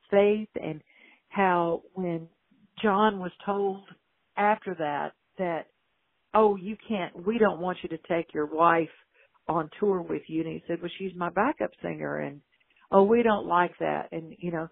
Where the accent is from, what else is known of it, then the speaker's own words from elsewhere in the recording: Louisiana, United States; also born or lived in New York; now in Nashville, United States; I moved from Louisiana, where I'm from, went to New York, and then moved to Nashville.